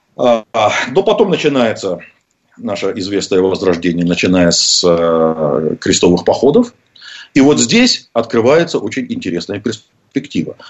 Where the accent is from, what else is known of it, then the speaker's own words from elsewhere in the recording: Russia; я родился в России